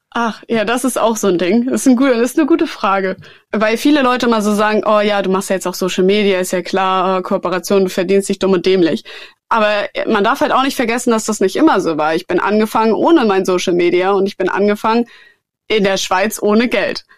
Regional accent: Germany; in Deutschland, in meiner Heimat

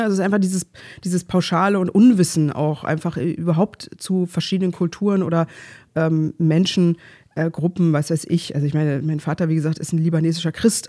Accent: Berlin, Germany; ich komme halt aus Pankow

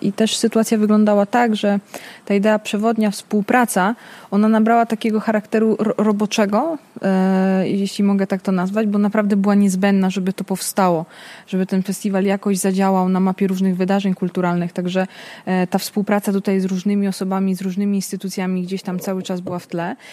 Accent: Naples, Campania, Italy; now in Poland; te lata 90., kiedy ja się wychowywałam we Włoszech

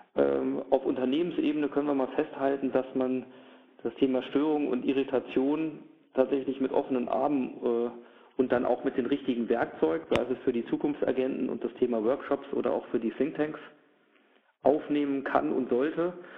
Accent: Germany; nun bin ich auch Deutscher

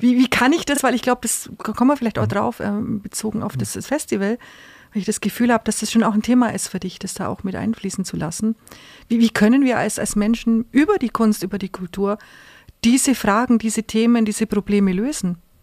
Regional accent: Augsburg, Bavaria, Germany; Augsburg ist meine Heimatstadt, die ich liebe, meine Geburtsstadt

